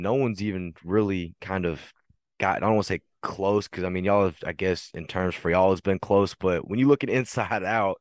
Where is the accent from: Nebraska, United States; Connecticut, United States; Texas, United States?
Texas, United States; I'm from Texas, born and raised, but my mom's side of the family, they're actually from the DMV area